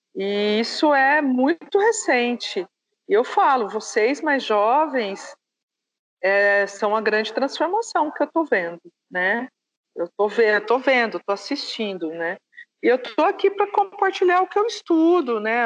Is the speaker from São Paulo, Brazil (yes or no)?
yes; Presidente Prudente, São Paulo, Brazil; also born or lived in interior of Bahia; now in Indaiatuba, Brazil; Porque eu cresci em Presidente Prudente, uma cidade de alta incidência de colônia japonesa